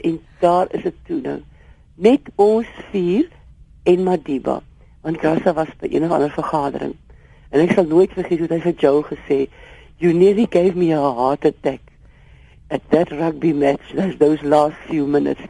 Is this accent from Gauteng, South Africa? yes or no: no; Eastern Cape, South Africa; ons kom beide van die Oos-Kaap af